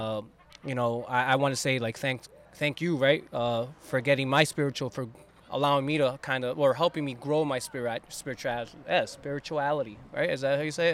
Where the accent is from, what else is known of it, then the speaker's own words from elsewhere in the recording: West New York, New Jersey, United States; I grew up in West New York